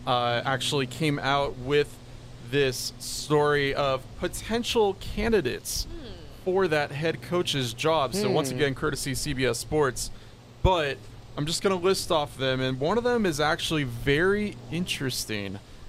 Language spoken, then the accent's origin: English; California, United States; now in Hawaii, United States; when I was growing up in California